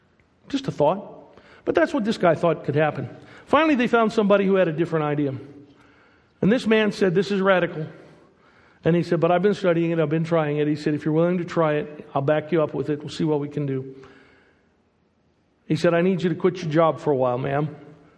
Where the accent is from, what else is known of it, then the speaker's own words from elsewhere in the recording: United States; moved away as an adult; also born or lived in Portugal; I'm American